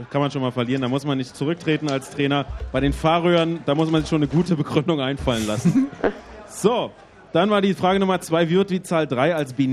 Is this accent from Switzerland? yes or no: no; Austria; Ich komme aus Österreich.